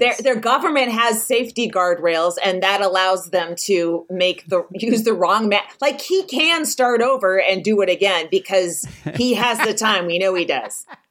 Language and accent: English; Walnut Creek, California, United States; moved away; in Northern California, uh, Walnut Creek, California.